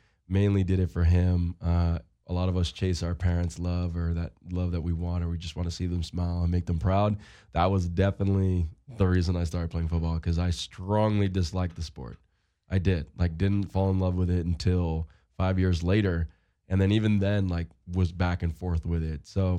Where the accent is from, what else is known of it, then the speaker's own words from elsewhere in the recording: Seaford, New York, United States; also born or lived in Syosset, New York / West Hempstead, New York; But I grew up in Seaford.